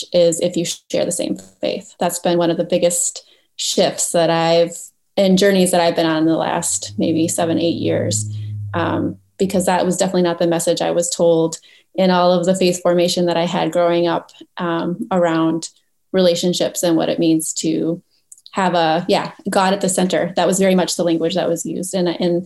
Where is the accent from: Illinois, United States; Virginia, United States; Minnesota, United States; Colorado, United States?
Minnesota, United States; Roseville; hockey was a big deal when I was in high school, so I can show my high school loyalty to the Roseville Raiders in the suburbs of St. Paul